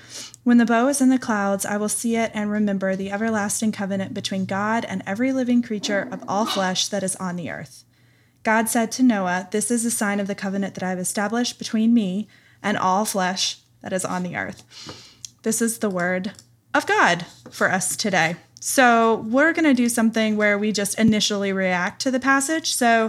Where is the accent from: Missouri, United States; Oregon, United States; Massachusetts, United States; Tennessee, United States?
Tennessee, United States; from Tennessee. Animals hee-haw.